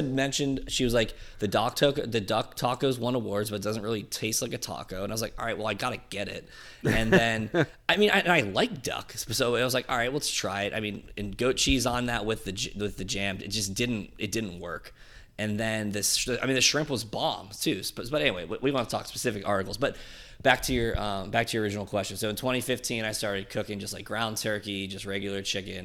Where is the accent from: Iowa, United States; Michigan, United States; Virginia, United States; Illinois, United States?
Virginia, United States; Burke; We're both from Burke